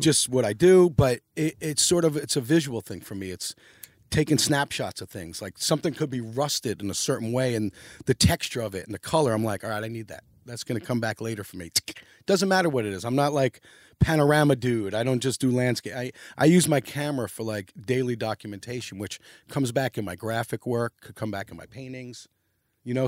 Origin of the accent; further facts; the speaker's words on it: New York City, New York, United States; also born or lived in Long Island; I was born in Long Island, but I grew up in New York City